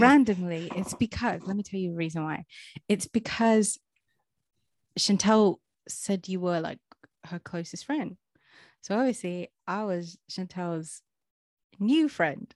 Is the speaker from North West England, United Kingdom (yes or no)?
no; London, United Kingdom; moved away as an adult; I am from Southeast London